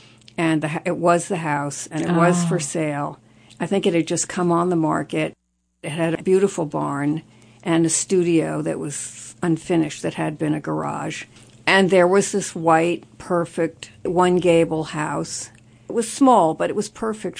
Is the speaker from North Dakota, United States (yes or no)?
no; Martha's Vineyard, Massachusetts, United States; now in Catskills, United States; as a child, I grew up on Martha's Vineyard